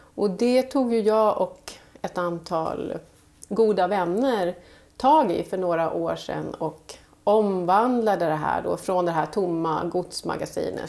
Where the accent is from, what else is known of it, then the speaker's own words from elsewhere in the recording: Falun, Dalarna County, Sweden; de flesta av oss som jobbar med magasinet vi är från Falun, Dalarna